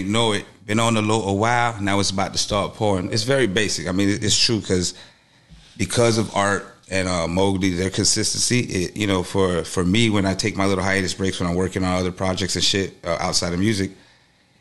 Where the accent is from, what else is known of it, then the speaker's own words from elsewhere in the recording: Cutler Ridge, Florida, United States; also born or lived in Los Angeles, California / Las Vegas, Nevada; I was born in L.A. originally, but I was raised here in Cutler Ridge